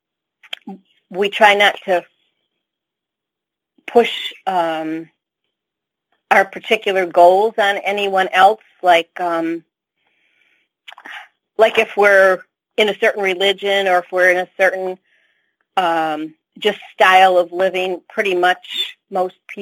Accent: United States; I'm very American

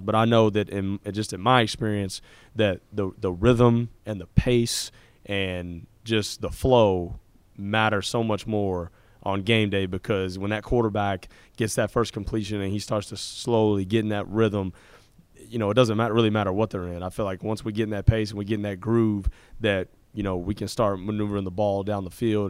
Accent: Fort Worth, Texas, United States; I grew up in Fort Worth, Texas

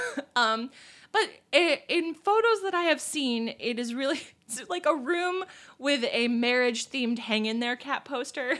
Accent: Pennsylvania, United States; now in Illinois, United States; my home state, Pennsylvania

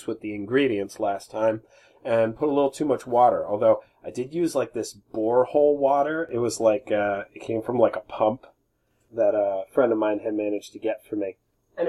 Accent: United States; I'm American

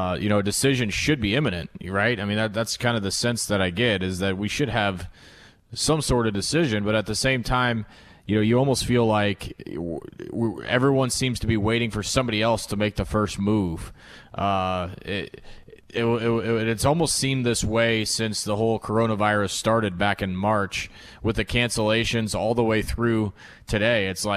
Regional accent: Omaha, Nebraska, United States; Born and raised in Omaha, got a two-month-old daughter who got some quality dad time the last few weeks, and now back in the saddle.

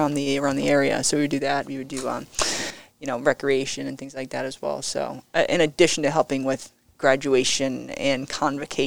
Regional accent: Rhode Island, United States; moved away as an adult; You know, I'm not from here originally. I'm from Rhode Island.

